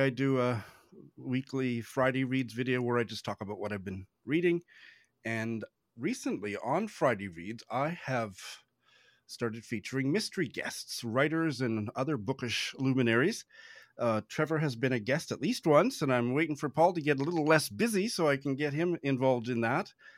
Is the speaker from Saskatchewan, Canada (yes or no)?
yes; Saskatoon, Saskatchewan, Canada; moved away as an adult; also born or lived in Tokyo, Japan; I moved back to my hometown, which is uh, I moved from the world's largest city to one of the quietest, smallest cities on the planet, Saskatoon in Saskatchewan, in Canada